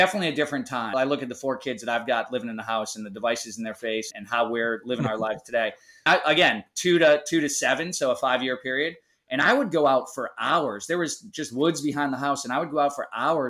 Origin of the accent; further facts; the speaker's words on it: Easton, Massachusetts, United States; now in Outer Banks, North Carolina, United States; I grew up in Easton. Conrad and I are both Massholes, have migrated away from Massachusetts